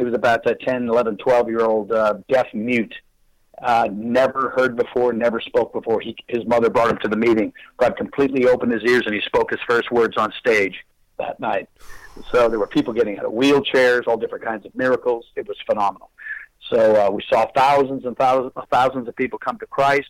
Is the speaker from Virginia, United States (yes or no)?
no; Fox River Valley, Wisconsin, United States; now in Murfreesboro, United States; I was born and raised in Wisconsin and the Fox River Valley area